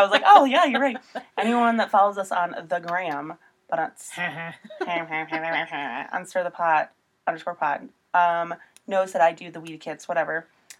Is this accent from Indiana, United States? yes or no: yes; Indiana, United States; I'm from Indiana.